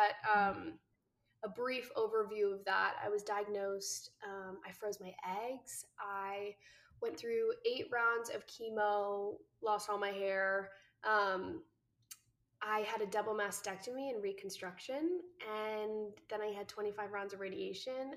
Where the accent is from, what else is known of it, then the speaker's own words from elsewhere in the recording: New Jersey, United States; moved away as an adult; now in Los Angeles, United States; I live out here, but I'm originally from New Jersey.